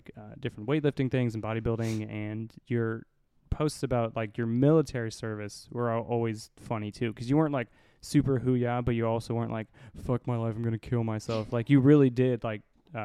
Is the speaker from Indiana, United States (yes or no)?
yes; Indiana, United States; I'm also from Indiana